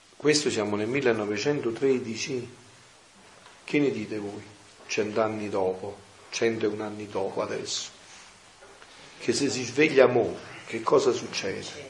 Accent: Campania, Italy; nel mio paese è così, veniva tanta gente da Napoli, da Benevento

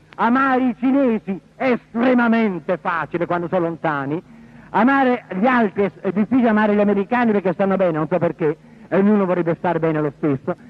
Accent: Porto Recanati, Marche, Italy; sono nato a Porto Recanati, la terra dei leopardi

